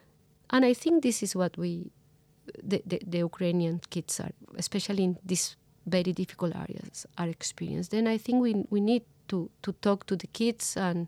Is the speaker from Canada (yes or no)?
no; Colombia; You know, with the comparison, it's totally different, but I grew up in Colombia in the 90s.